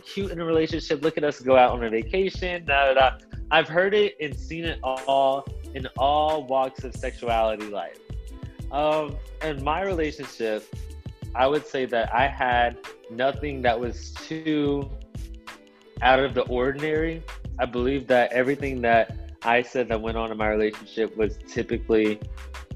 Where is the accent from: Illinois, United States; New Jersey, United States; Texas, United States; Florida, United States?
Texas, United States; Austin; accent: Austin accent; also born or lived in Baton Rouge, Louisiana; I moved to Austin whenever I was 5 years old. So, and I'm 23 now, and I still live in Austin. So, I have adapted to the Austin lingo, the Austin accent